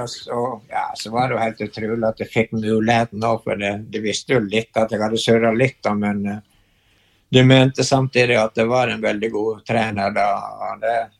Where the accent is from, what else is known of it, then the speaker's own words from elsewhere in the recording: Brekke parish, Vestland, Norway; moved away as an adult; also born or lived in Bergen / Canmore, Canada; jeg er født i Brekke sogn, som uh, er sted, det stedet hvor det regner mest i Norge